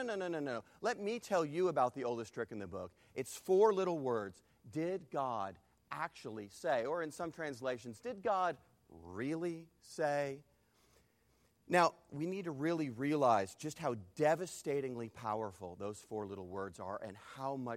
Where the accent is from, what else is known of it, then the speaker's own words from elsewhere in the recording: Texas, United States; I am from Texas